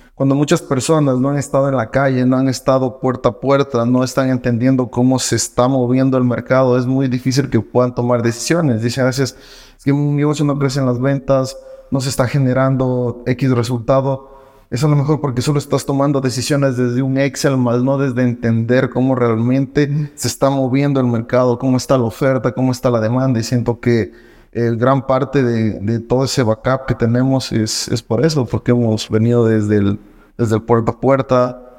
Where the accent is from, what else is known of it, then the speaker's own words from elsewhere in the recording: Loja, Ecuador; soy de Loja, orgullosamente lojano